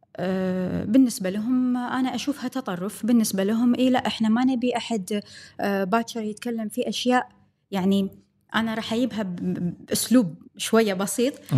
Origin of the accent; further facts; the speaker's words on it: Kuwait; عندنا بالكويت